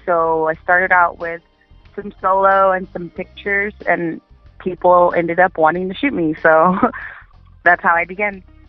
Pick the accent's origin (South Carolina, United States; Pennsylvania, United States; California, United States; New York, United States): California, United States; Inland Empire; I'm from uh, California in the Inland Empire